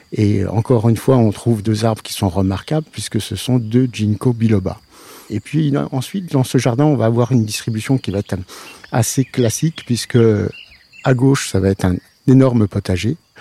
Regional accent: Nohant-Vic, Centre-Val de Loire, France; Je viens de pas très loin, puisque je me suis élevé quand même sur la commune de Nohanvic

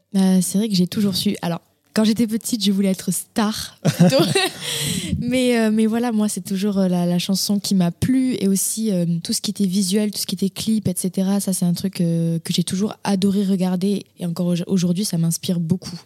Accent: Castres, Occitania, France; moved away; je suis née à Castres, dans le Tarn. C'est dans le sud-ouest de la France

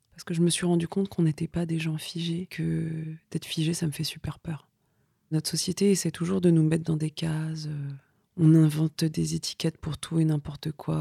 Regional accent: Vitry-sur-Seine, Île-de-France, France; Moi, j'ai grandi dans, des banlieues, et notamment à Vitry

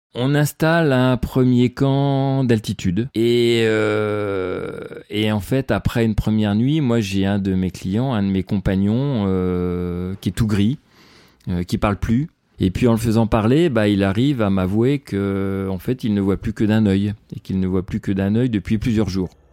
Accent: Le Mans, Pays de la Loire, France; moved away as an adult; now in Chamonix, France; je suis né en plaine, au Mans, où j'ai vécu 20 euh, ans.

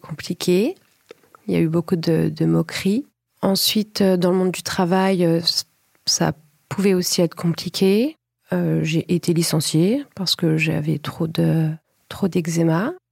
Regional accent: Paris, Île-de-France, France; je suis originaire de Paris

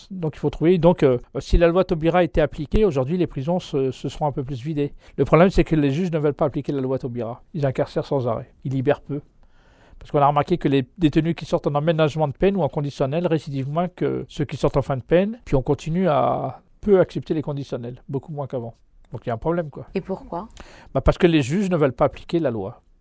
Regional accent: Mantes-la-Jolie, Île-de-France, France; Oui, de Mantes-la-Jolie, c'est mon quartier.

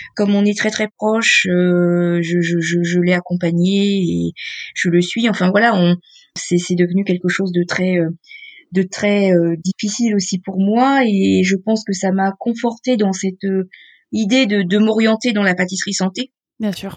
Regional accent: Beauvais, Hauts-de-France, France; j'ai grandi dans la pâtisserie familiale, en fait. Moi, je suis originaire de Beauvais dans l'Oise

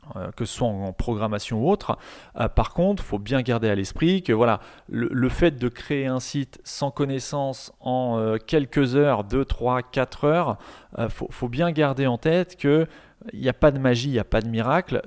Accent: Rouen, Normandy, France; je suis de Rouen

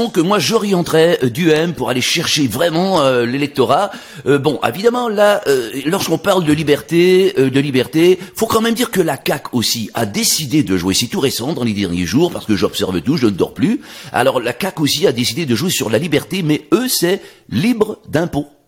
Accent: France; now in Canada; Bref, je suis un Français tout à fait québécois.

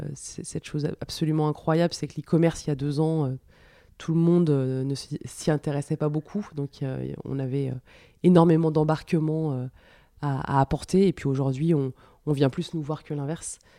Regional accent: France; also born or lived in Paris; now in Lyon, France; on est des Français, c'est dans notre culture

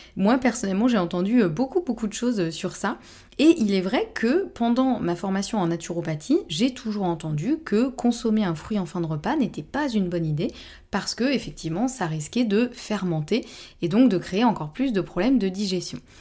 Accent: Normandy, France; je suis normande

